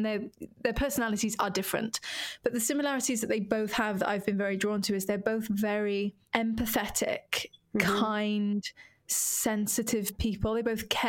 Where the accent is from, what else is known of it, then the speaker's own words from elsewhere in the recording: Wales, United Kingdom; moved away as an adult; now in London, United Kingdom; my dear, dear friends who I grew up with in Wales